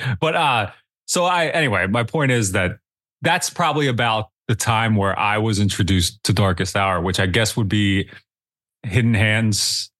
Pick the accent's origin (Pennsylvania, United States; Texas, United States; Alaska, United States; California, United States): Pennsylvania, United States; York; also born or lived in Baltimore; now in Lancaster, United States; I'm from York, Pennsylvania, I live in Lancaster now